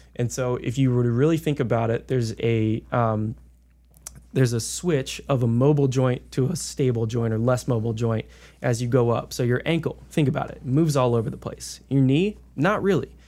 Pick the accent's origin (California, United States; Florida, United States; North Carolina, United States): North Carolina, United States; Davie County; I grew up in Davie County